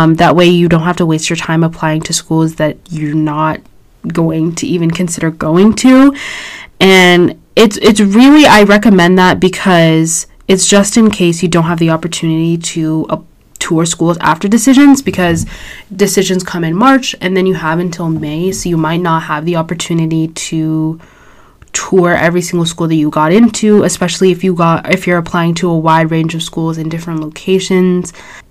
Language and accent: English; Orange County, California, United States; I'm from Orange County, so I toured schools kind of around me